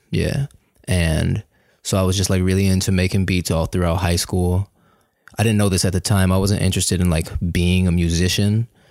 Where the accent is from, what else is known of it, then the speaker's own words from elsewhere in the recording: Kansas City, Missouri, United States; moved away as an adult; also born or lived in Chicago; I was born and raised in Kansas City, Missouri